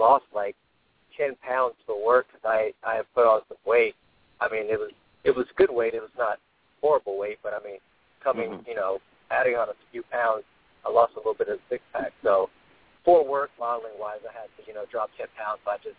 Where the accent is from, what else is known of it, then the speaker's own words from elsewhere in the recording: California, United States; now in Los Angeles, United States; I'm from the Bay Area, but I've been in Los Angeles for, 12 years or so